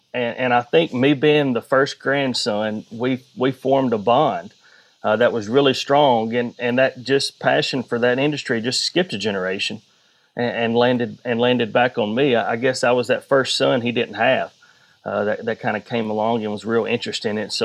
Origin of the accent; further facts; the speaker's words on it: Jackson, Tennessee, United States; also born or lived in Bradford, Tennessee; But I was raised in Jackson, did all my elementary, middle, and high school in Jackson before I did finish up in Bradford.